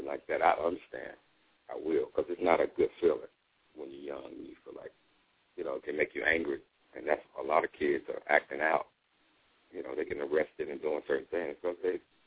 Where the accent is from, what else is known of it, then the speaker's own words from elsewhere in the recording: Charlotte, North Carolina, United States; moved away as an adult; also born or lived in New York; I came from Charlotte.